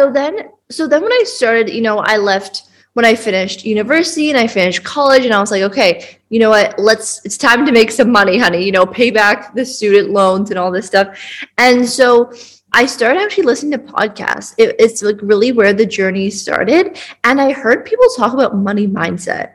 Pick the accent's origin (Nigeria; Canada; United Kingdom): Canada; now in Bali, Indonesia; I am from Canada, but I currently live in Bali